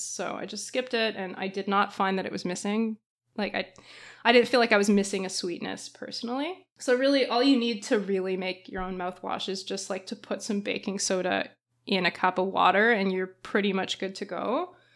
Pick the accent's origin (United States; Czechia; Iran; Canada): Canada; being Canadian's the worst